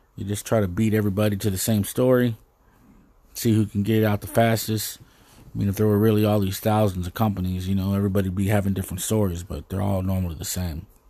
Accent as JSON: {"language": "English", "country": "United States", "said": "as an American"}